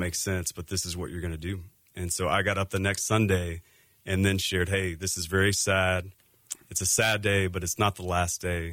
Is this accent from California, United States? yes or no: no; Texas, United States; also born or lived in Seattle area; now in Phoenix, United States; we're actually from Texas. Grew up in Texas